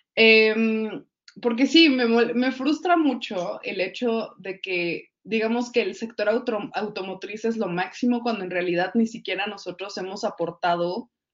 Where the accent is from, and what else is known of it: Mexico